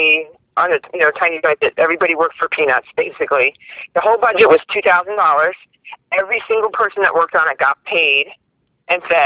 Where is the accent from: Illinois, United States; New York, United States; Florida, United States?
New York, United States; Long Island; moved away as an adult; now in California, United States; I grew up on Long Island in New York.